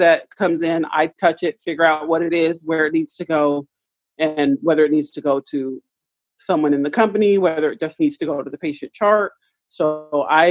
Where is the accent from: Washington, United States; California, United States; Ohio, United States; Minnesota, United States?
Washington, United States; Tacoma; Born and raised in Tacoma